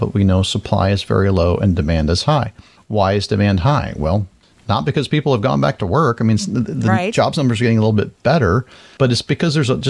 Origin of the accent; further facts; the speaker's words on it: Florida, United States; growing up in Florida and just being in the South.